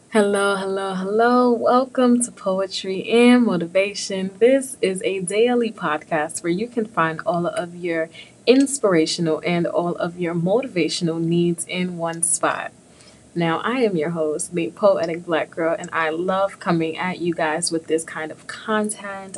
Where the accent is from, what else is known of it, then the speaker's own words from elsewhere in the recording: New York City, New York, United States; I am from the Big Apple